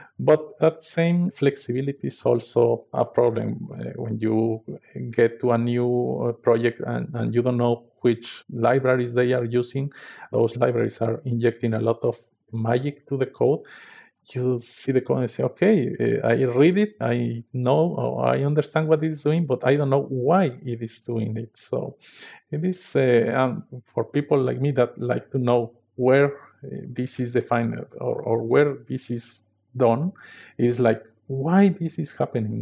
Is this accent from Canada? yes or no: no; Mexico; I come from a small town in the south of Mexico City